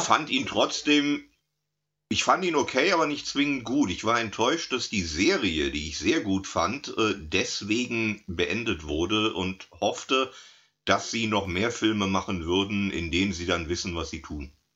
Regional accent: SWF broadcast area, south-west Germany, Germany; hier, wo ich aufgewachsen bin, beim SWF

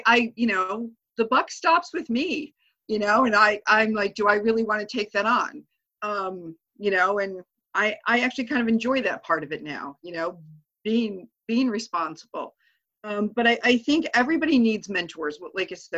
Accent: Hornell, New York, United States; now in Albany, United States; I actually grew up out in Steuben County

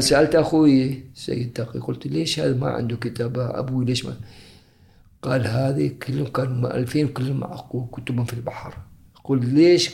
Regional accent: Muttrah, Muscat, Oman; also born or lived in Zanzibar / Moscow / Dubai; من أنا صغير لأن متعودين على حياة المطرح

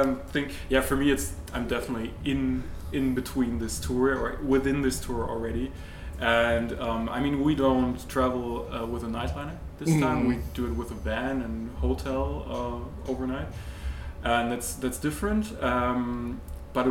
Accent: Germany; we're from Germany

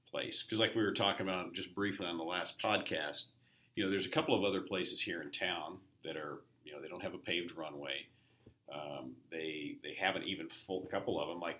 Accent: Johnson County, Kansas, United States; living on the Missouri side, and I'm from the Kansas side. I'm from Johnson County.

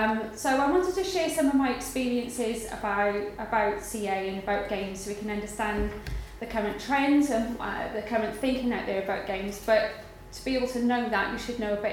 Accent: Garndiffaith, Wales, United Kingdom; accent: Welsh; moved away; I'm from Wales. I grew up pretty much in the middle of nowhere. And it's a tiny little mining village called Garndyfaith

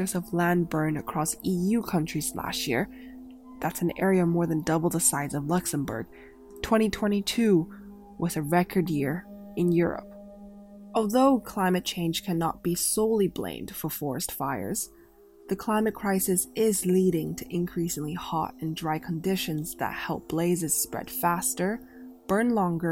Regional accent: Canada; Canada, my home country

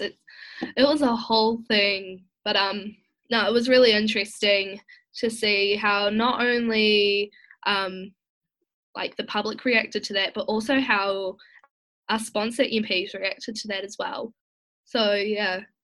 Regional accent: Masterton, Wellington, New Zealand; moved away as an adult; now in Wellington, New Zealand; originally I am from Masterton in the Wairarapa, um, but I recently moved to Wellington to attend university

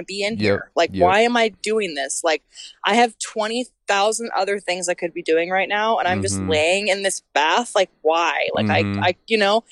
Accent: Colfax, California, United States; I grew up in Colfax. I taught yoga in Auburn. I am from this area.

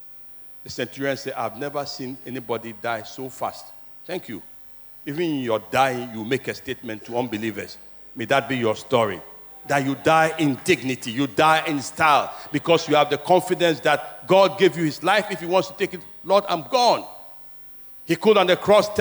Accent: Keta, Volta, Ghana; My hometown, Keta, where I was born, many houses are gone.

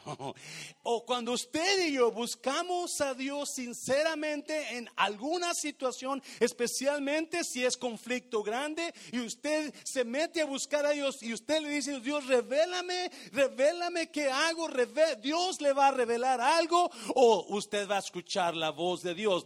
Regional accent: Mexico; moved away as an adult; yo llegué de México con 18 años

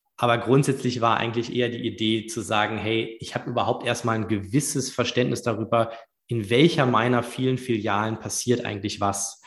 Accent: Düsseldorf, North Rhine-Westphalia, Germany; moved away as an adult; also born or lived in Munich / London / United States; ich bin gebürtiger Düsseldorfer

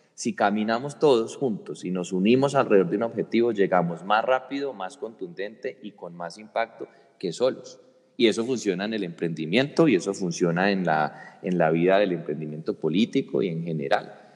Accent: Colombia; como colombianos

